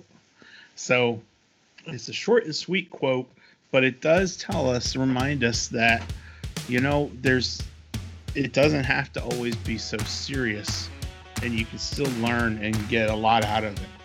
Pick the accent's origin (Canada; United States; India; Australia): United States; Virginia; the Powhatan tribe of Virginia, my home state